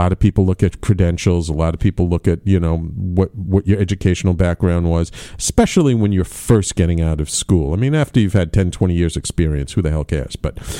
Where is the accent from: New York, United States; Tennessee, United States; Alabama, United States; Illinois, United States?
New York, United States; New York City; after having been in many, many years in my hometown, New York City